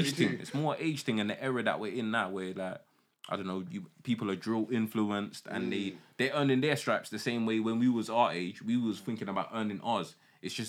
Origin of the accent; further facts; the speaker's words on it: London, United Kingdom; I grew up in East, but I didn't grow up in the Hackney side. I grew up in Newham